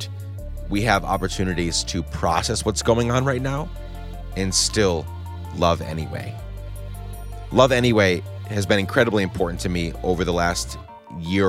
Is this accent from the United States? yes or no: no; Guatemala; moved away; I grew up in Guatemala during the end of their civil war